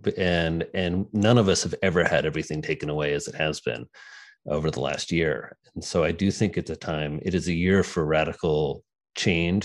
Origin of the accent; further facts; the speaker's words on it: Indiana, United States; moved away as an adult; now in New York City, United States; I'm, I'm, from a farm in Indiana. So I grew up in Indiana